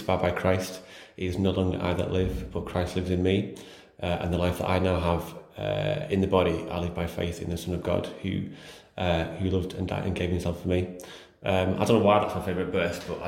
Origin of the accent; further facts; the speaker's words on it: Chorley, North West England, United Kingdom; I'm from Chorley in Lancashire